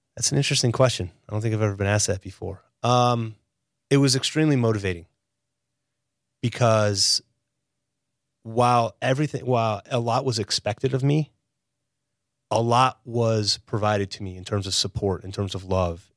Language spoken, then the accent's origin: English; Chicago, Illinois, United States; moved away as an adult; also born or lived in Stevens Point, Wisconsin / Israel; now in Wilmington, United States; born and raised in Chicago